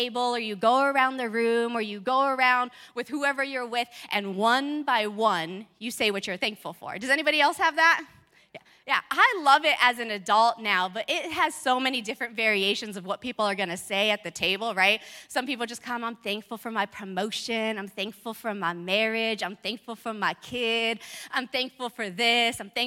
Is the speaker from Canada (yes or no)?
no; California, United States; moved away; I grew up in California